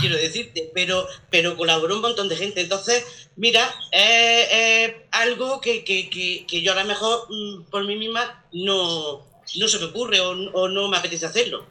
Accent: Macael, Andalusia, Spain; moved away as an adult; now in Bayarque, Spain; yo no soy nacida aquí, yo soy de Macael

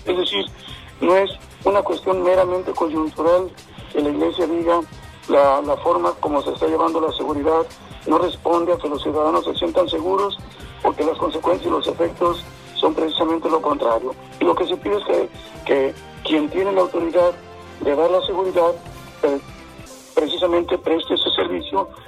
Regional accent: Mexico; como pueblo creyente, como mexicanos

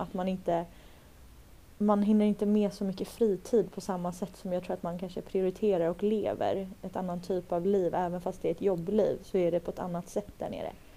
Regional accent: Stockholm, Stockholm County, Sweden; Jag är från Stockholm

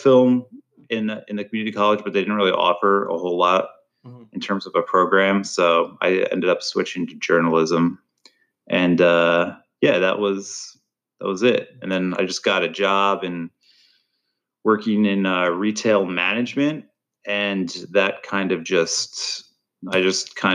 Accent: Toms River, New Jersey, United States; I grew up in Toms River, New Jersey, where I spent the first like 25 years of my life

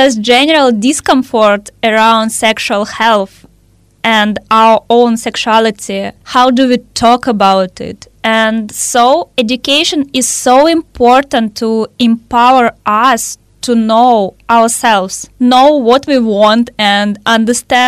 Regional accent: Russia; I'm from Russia

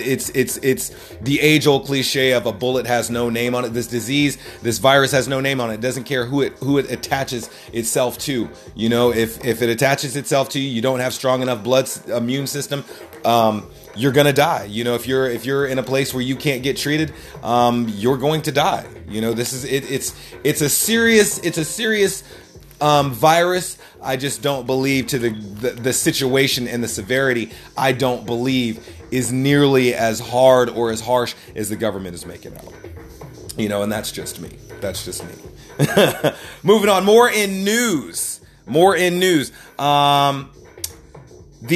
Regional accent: North Carolina, United States; I'm from North Carolina

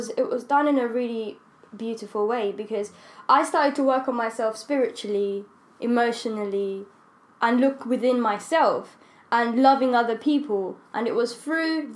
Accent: Rwanda; moved away; I grew up in Rwanda, and Rwandese people, we're just so proud of, like, yeah, we're just so proud of, like, how we look.

